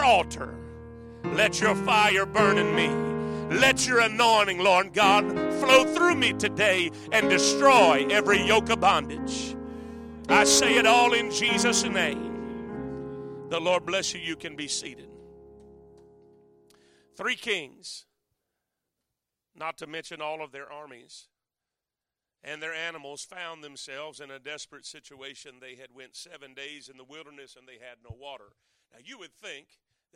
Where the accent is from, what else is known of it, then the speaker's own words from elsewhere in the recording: the Everglades, South Florida, United States; I'm from South Florida. I grew up in the Everglades